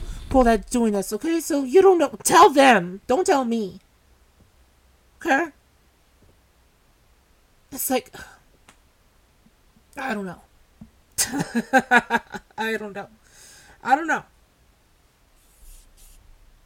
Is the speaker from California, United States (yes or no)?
yes; California, United States; I'm from the U.S. And I'm from California.